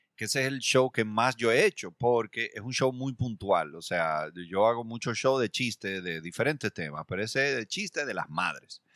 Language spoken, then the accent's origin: Spanish; Dominican Republic; nosotros, eh, como dominicanos